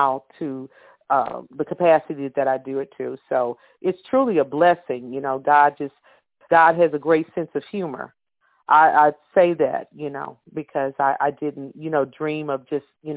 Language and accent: English; Texas, United States; also born or lived in Louisiana; I have roots in Louisiana because my grandmother, great-grandmother, but I was born in Texas.